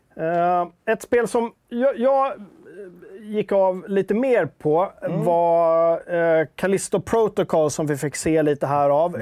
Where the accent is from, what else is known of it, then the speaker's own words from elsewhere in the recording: Stockholm, Stockholm County, Sweden; Jag är typisk stockholmare